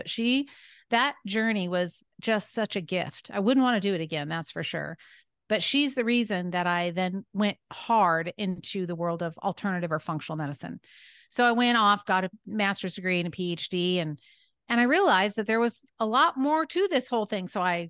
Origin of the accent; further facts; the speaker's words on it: California, United States; born there; I was born in Northern California.